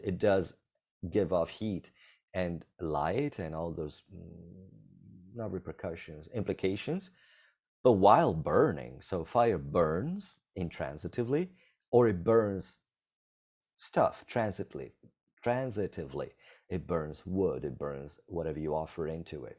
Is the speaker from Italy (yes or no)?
yes; Italy; now in Costa Rica; I'm from Italy.